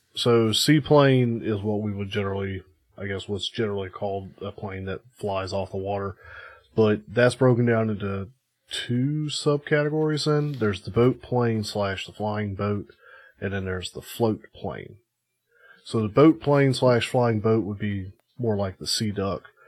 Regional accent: United States; I'm American

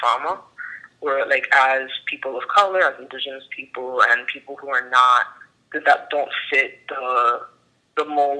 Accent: New York City, New York, United States; now in New Jersey, United States; I'm Afro-Dominicana. I was born and raised in the Bronx

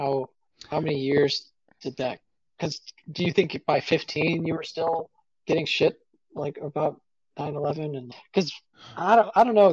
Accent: Rochester, New York, United States; I grew up here in Rochester.

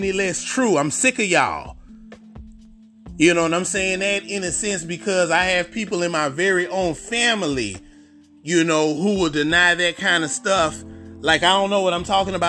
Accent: Houston, Texas, United States; I'm from Houston. If y'all didn't know, I'm from Houston

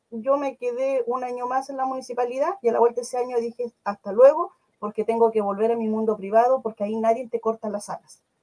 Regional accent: Ñuble, Chile; somos de Ñuble

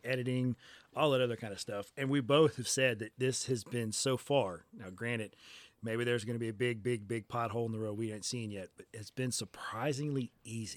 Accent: Biloxi, Mississippi, United States; also born or lived in Oklahoma / Ocean Springs, Mississippi / D'Iberville, Mississippi; I was born at Keesler Air Force Base. My dad was a military person for a little bit. Um, mostly here on the coast. We moved around when I was really, really young

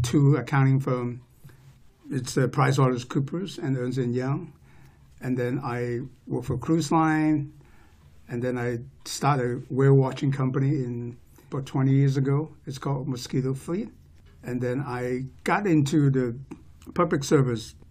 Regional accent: Hong Kong; also born or lived in Oregon, United States / Bay Area, California, United States; now in Snohomish County, United States; I was born and raised in Hong Kong. My family immigrated here in 1972.

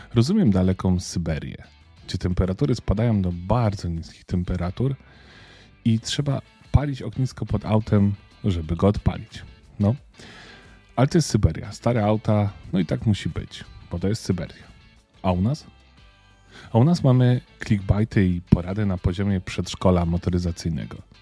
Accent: Lesser Poland, Poland; jestem z Małopolski

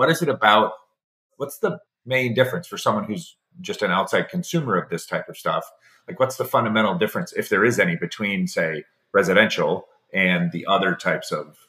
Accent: Chicago, Illinois, United States; I was born and raised in Chicago.

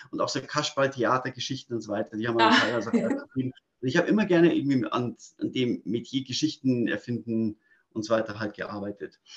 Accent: Munich, Bavaria, Germany; Ich bin ein echtes Münchner Kindel, also ich bin in München geboren und aufgewachsen.

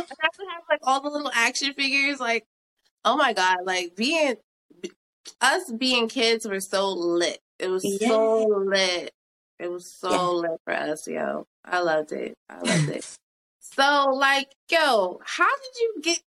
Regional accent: New York, United States; As a New Yorkian, because I am from New York

